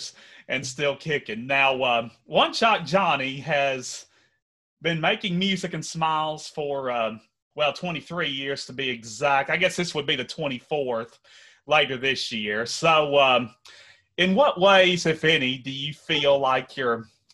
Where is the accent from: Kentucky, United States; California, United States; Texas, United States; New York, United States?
Kentucky, United States; Henderson; Here in Henderson. That's my hometown